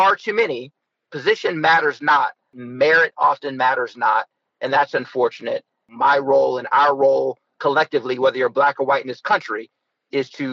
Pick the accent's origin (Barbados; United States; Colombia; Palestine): United States; Youngstown, Ohio; As mayor of Youngstown, I was elected as the first African-American of Youngstown, of my hometown